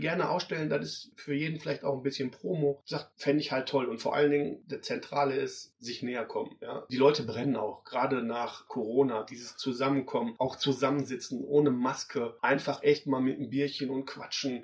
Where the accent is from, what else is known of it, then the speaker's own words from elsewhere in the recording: Duisburg, North Rhine-Westphalia, Germany; Ich bin halt ein Ruhrpott-Kind, ja? ja. Ich bin auf, auf, Kohle, auf Kohle groß geworden